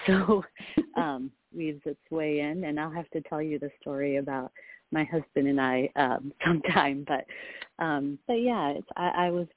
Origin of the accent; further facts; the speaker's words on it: Rochester, New York, United States; moved away as an adult; also born or lived in India; now in Bay Area, United States; We moved from India to a place called Rochester, New York, State, New York